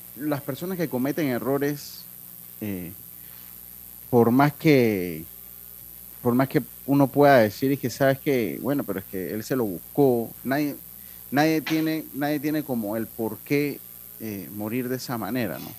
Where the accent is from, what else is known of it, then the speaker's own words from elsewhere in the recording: Panama; soy panameño